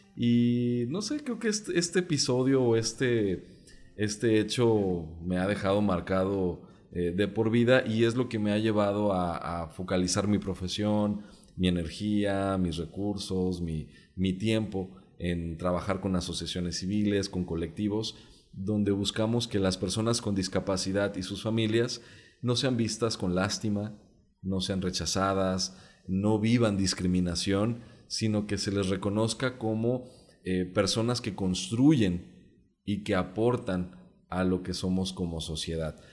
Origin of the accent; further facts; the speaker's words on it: Jalisco, Mexico; first language Mexican Sign Language; Spanish is a second language; de la comunidad sorda del estado de Jalisco crecí en el seno de una familia de activistas